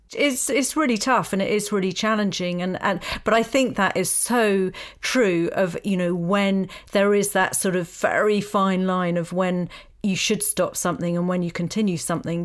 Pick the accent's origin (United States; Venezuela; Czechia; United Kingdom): United Kingdom; Essex, East of England; I come from Essex